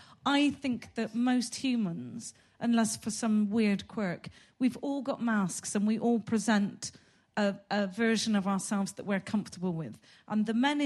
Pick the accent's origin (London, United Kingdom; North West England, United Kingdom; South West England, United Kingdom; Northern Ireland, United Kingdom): South West England, United Kingdom; Gloucester; I'm from Gloucester